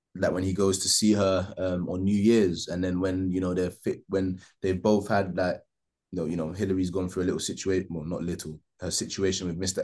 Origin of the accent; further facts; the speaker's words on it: Jamaica; I'm Jamaican